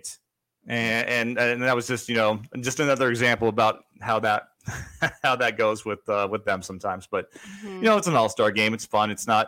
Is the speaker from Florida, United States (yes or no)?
yes; Florida, United States; that's my home state